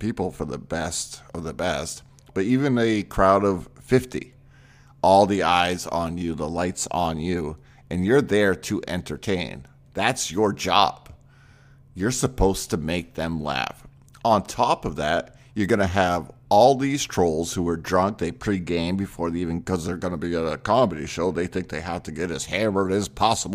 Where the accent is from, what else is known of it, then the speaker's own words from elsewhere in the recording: Maine, United States; moved away; I'm originally from Maine